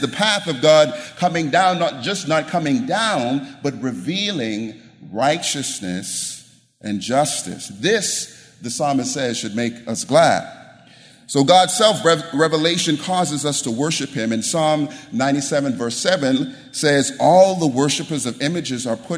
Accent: the deep South, United States; moved away as an adult; I'm from the deep South. I'm from the island, so you can't get any more Southern than me

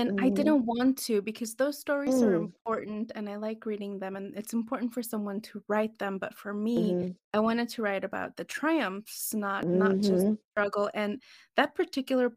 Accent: El Paso, Texas, United States; also born or lived in Ciudad Juárez, Mexico; I'm originally from the El Paso, Texas, Juarez, Mexico border, which is kind of it's a very, I hate to say alien place, but it's a very otherworldly place to grow up in. Because I literally grew up in both countries at the same time

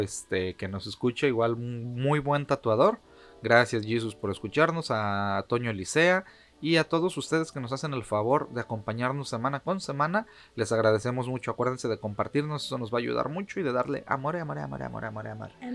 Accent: Mexico City, Mexico; yo viví, nací en la Ciudad de México, este, toda la vida fue

